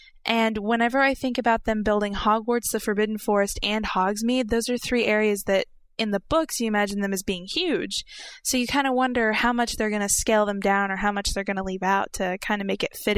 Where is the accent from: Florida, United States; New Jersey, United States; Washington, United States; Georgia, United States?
Florida, United States; Orlando; I mean, I go to Universal Studios fairly regularly because I'm from Orlando.